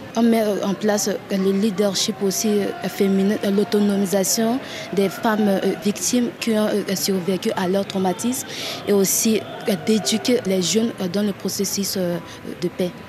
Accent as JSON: {"language": "French", "region": "Bangui", "country": "Central African Republic", "tie": "born or raised there", "said": "centrafricaine, moi, je suis née à Bangui, j'ai grandi à Bangui, dans la ville de Bangui"}